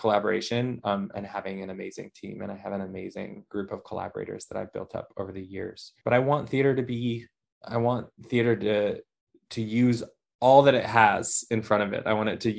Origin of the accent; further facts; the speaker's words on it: Michigan, United States; now in Philadelphia, United States; where I was born in Michigan